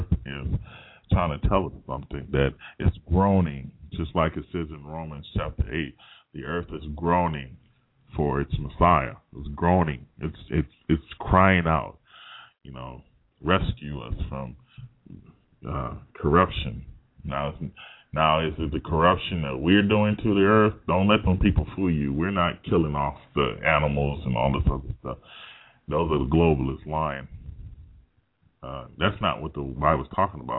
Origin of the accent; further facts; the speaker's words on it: United States; I'm an American